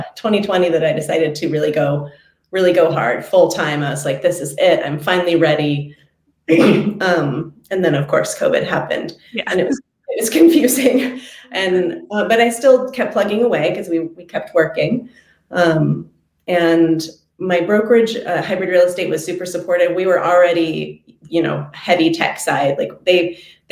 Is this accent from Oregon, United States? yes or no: yes; Eugene, Oregon, United States; I am from Eugene, Oregon. I'm a total native Oregonian